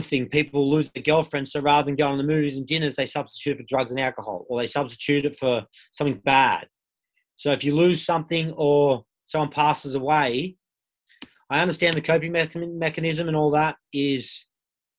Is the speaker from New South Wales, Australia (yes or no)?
yes; Sydney, New South Wales, Australia; I grew up in Bondi